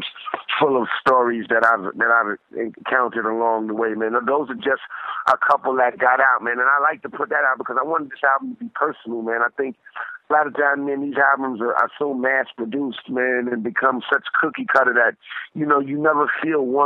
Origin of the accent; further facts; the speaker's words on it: New York, United States; I'm from New York